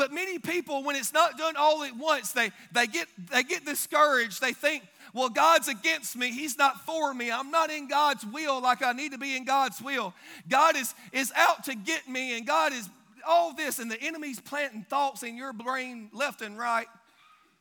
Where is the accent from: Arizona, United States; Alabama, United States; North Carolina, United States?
Alabama, United States; Billingsley; Grew up in a little town called Billingsley, Alabama